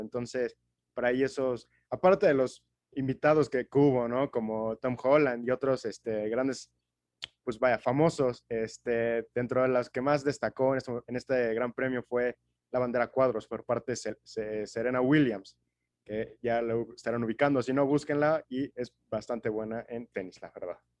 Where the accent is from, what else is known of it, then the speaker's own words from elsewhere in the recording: Mexico; yo como, como mexicano